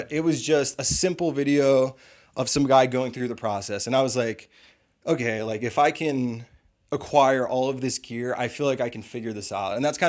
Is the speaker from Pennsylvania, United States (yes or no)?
yes; Pennsylvania, United States; moved away as an adult; now in Colorado, United States; But yeah, I'm from Pennsylvania, and I just recently moved out here to Colorado, let's say 7 months ago.